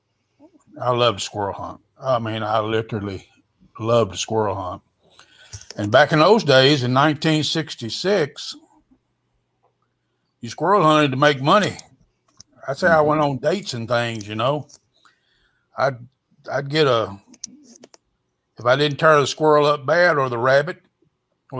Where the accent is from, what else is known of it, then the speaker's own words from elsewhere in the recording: Western Kentucky, United States; I was born in Western Kentucky, around 20 miles from land between the lakes